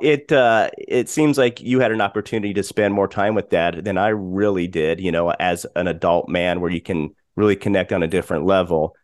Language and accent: English; Colorado, United States; we grew up in Colorado, but Dad was from Pittsburgh.